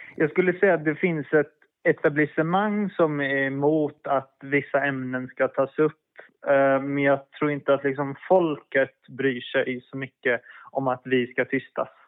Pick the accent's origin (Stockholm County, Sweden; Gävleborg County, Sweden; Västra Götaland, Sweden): Västra Götaland, Sweden; Gothenburg; moved away as an adult; jag växte upp i Örgryte i Göteborg.